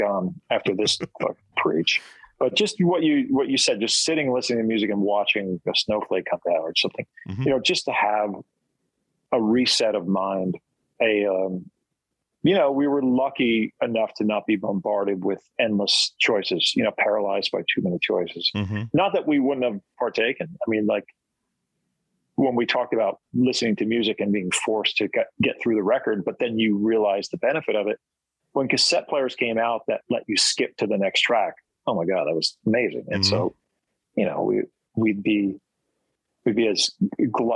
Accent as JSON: {"language": "English", "region": "New Jersey", "country": "United States", "tie": "born or raised there", "said": "I grew up in New Jersey"}